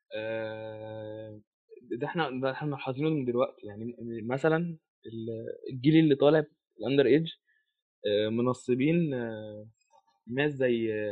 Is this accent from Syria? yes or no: no; Egypt